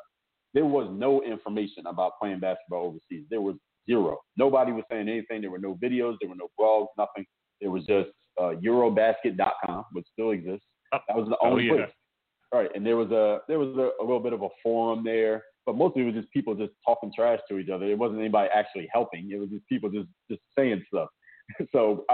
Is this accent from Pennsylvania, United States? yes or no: yes; Philadelphia, Pennsylvania, United States; now in Miami, United States; I'm actually from Philadelphia